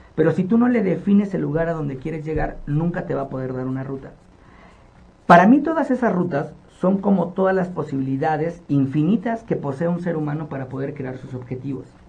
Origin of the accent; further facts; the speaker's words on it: Nezahualcóyotl, State of Mexico, Mexico; yo nací en Ciudad Neza y soy orgullosamente de ese lugar. Y cuando yo viví toda mi infancia en esta comunidad